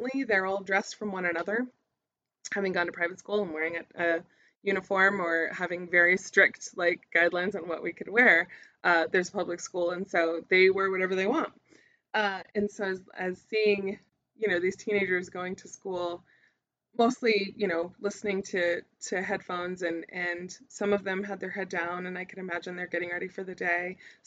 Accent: United States; I would normally be pegged as an American or a tourist whenever I was in anywhere new.

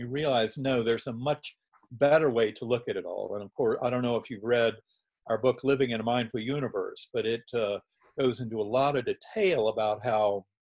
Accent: North Carolina, United States; moved away; also born or lived in Boston; I'd been taught in a Methodist church growing up in North Carolina

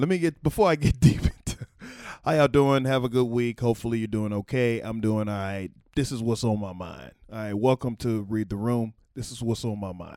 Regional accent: Texas, United States; born or raised there

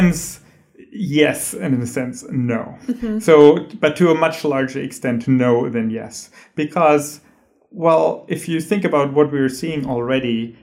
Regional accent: Germany; moved away as an adult; also born or lived in San Diego, United States / Chicago, United States; now in Inland Empire, United States; from Germany, where I'm originally from.

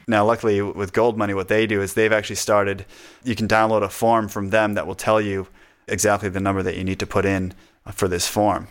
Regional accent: United States; accent: northern; moved away as an adult; now in Australia; I have a, I guess, a northern accent, they think I'm Canadian

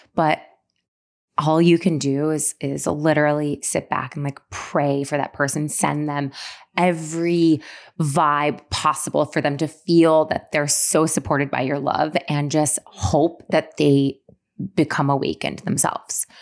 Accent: Syracuse, New York, United States; moved away as an adult; now in New York City, United States; when I was living in Syracuse where I grew up

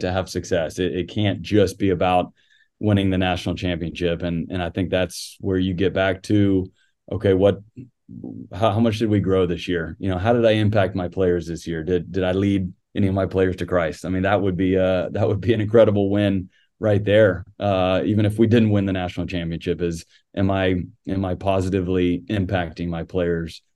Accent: San Antonio, Texas, United States; now in Athens, United States; growing up in San Antonio, uh, always followed the Spurs.

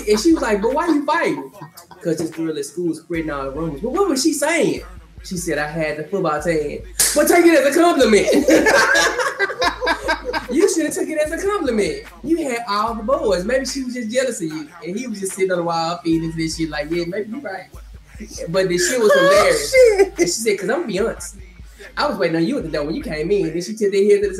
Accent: Memphis, Tennessee, United States; I'm from Memphis

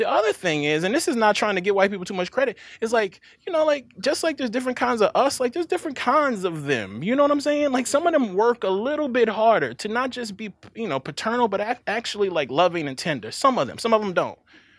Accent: Mississippi, United States; One, again, I'm from Mississippi.

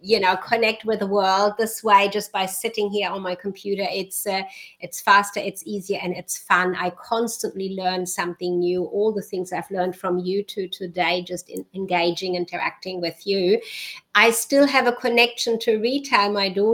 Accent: Germany; born there; I was born in Germany, so my accent switches. different people hear different accents.

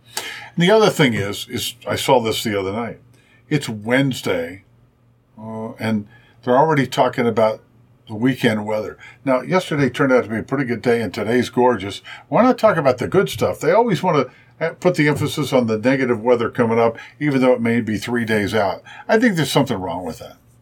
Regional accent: Springfield, Ohio, United States; also born or lived in Indianapolis; now in Cincinnati, United States; I grew up in Springfield, Ohio

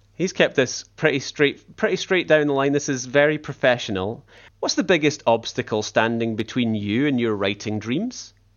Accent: Scotland, United Kingdom; accent: Scottish; my Scottish accent

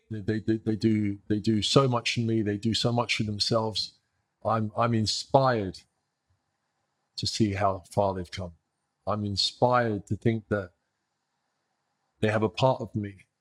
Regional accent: New York, United States; moved away as an adult; also born or lived in England / Sweden; I grew up in New York. I grew up in New York in the eighties

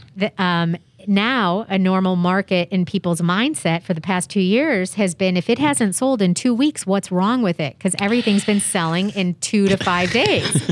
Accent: Chicago, Illinois, United States; now in San Diego, United States; I'm originally from Chicago

